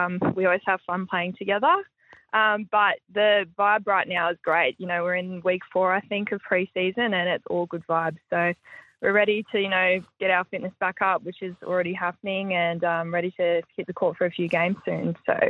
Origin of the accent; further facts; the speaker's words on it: Brisbane, Queensland, Australia; Yeah, I'm from Brizzy, so grew up